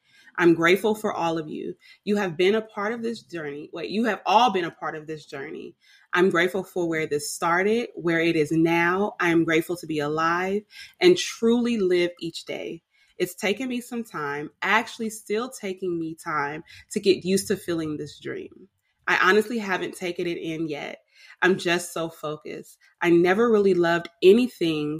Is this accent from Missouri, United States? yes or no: no; Richmond, California, United States; moved away as an adult; also born or lived in Oakland, California; now in Atlanta, United States; I was born in Oakland, raised in Richmond, and I left the Bay